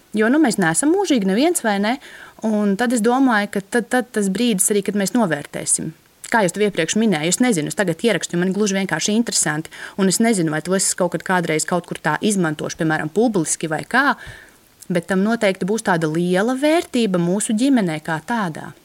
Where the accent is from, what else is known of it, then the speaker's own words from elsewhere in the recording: Latvia; man kā bērnam, kas audzis brīvā Latvijā